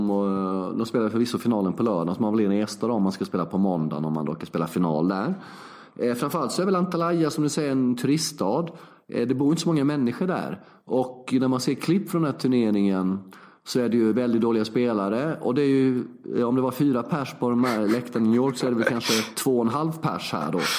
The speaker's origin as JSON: {"language": "Swedish", "country": "Sweden", "moved": "yes", "said": "De har inte så bra doftljus, doftljusupplägg här eh, i, som hemma i Sverige."}